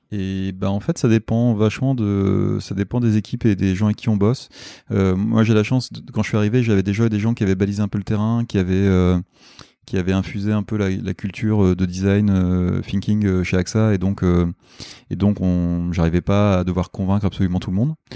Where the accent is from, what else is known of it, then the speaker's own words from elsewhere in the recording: Nord, Hauts-de-France, France; moved away as an adult; also born or lived in Lille; now in Paris, France; je suis du, je suis du Nord